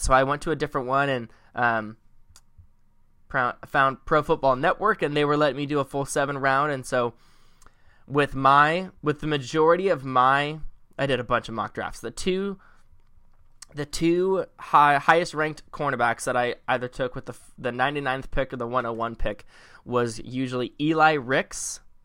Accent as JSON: {"language": "English", "area": "Bay Area", "region": "California", "country": "United States", "said": "we're from the Bay Area"}